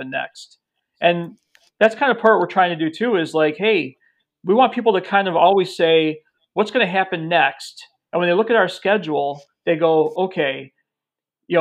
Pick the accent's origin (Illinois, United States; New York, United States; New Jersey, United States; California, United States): Illinois, United States; Chicago; I'm from Chicago.